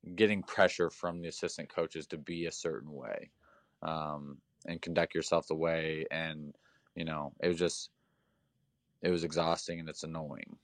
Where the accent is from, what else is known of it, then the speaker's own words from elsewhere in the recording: Indiana, United States; also born or lived in Nebraska; I'm from Indiana